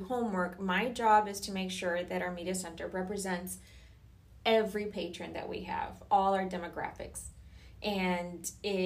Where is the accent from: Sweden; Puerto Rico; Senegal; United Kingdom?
Puerto Rico; now in Florida, United States; I grew up in Puerto Rico